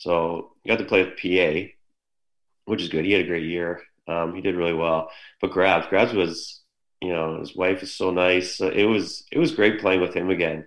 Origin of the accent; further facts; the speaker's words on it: Mississauga, Ontario, Canada; also born or lived in Erie, Pennsylvania; I'm from Mississauga, so I'm here.